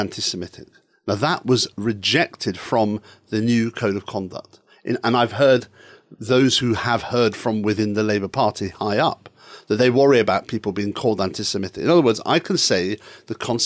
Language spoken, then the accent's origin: English; Edinburgh, Scotland, United Kingdom; I was brought up in Edinburgh Pentland, which was Malcolm Rifkin's constituency